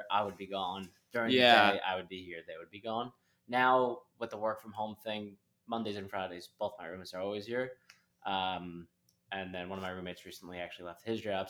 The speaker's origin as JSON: {"language": "English", "town": "New York City", "region": "New York", "country": "United States", "tie": "born or raised there", "said": "I grew up in Riverdale, which is like a neighborhood in the Bronx, but very Irish."}